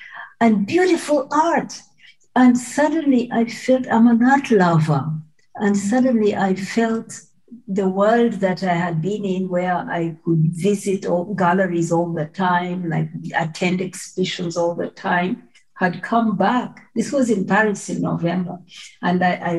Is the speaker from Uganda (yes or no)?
yes; Mbarara, Western Region, Uganda; moved away; my village in Mbarara